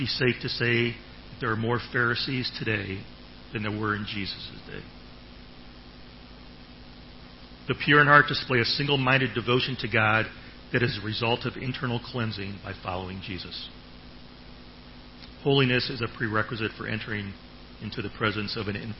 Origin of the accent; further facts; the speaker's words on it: Ohio, United States; now in Thailand; I'm from Ohio